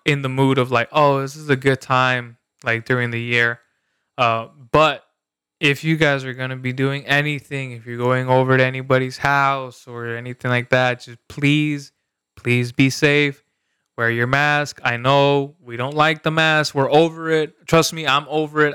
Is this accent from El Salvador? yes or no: yes; El Salvador; moved away; where I grew up in El Salvador